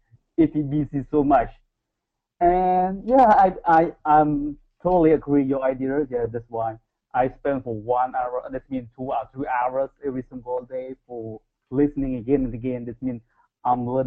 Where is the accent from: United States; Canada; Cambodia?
Cambodia; English is a second language; moved away as an adult; now in South Korea; I'm from Cambodia, but I live in Korea right now